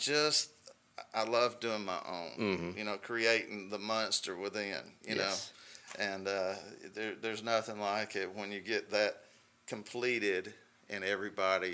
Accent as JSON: {"language": "English", "area": "Gwinnett County", "region": "Georgia", "country": "United States", "tie": "born or raised there", "said": "I was born and raised in Gwinnett County"}